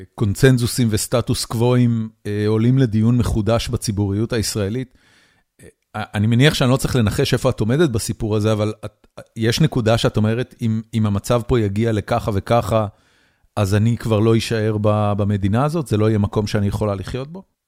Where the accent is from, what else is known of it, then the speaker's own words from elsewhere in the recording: Israel; moved away as an adult; now in United States; אני גדלתי בישראל בשנות ה-70, 80 ואחרי זה 90